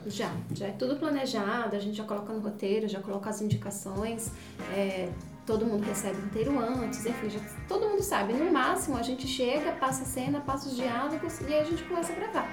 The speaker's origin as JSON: {"language": "Portuguese", "country": "Brazil", "said": "nós somos brasileiras"}